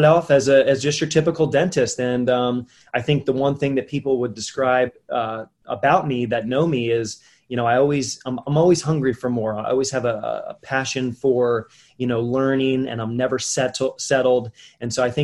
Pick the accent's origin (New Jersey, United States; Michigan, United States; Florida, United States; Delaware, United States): Delaware, United States; Wilmington; I was born and raised in Wilmington, Delaware, the first state, and I grew up here